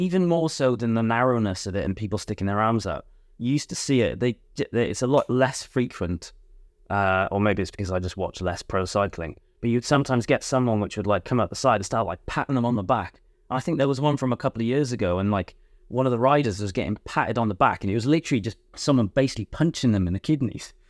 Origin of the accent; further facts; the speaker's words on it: Wales, United Kingdom; moved away; I'm from Wales